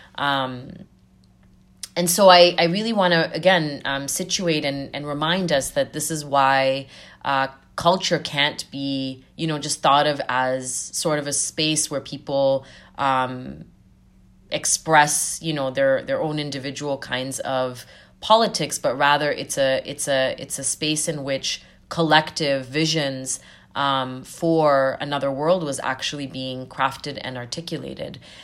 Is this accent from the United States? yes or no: no; Zambia; now in Canada; I was born and raised in Southern Africa and Zambia, uh, during the height of the anti-apartheid struggle